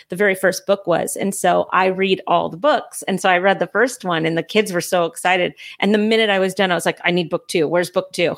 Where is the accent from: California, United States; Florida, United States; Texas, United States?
California, United States; now in North Carolina, United States; I'm from California